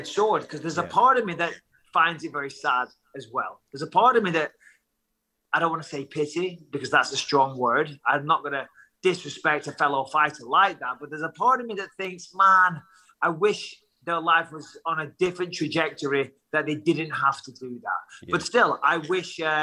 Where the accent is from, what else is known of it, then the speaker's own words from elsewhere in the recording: Clitheroe, North West England, United Kingdom; I come from Clitheroe